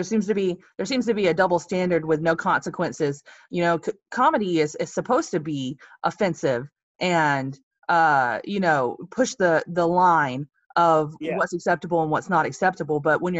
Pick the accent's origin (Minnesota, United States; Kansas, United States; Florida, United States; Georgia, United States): Georgia, United States; I'm from Georgia, so I'm a down home Southern girl.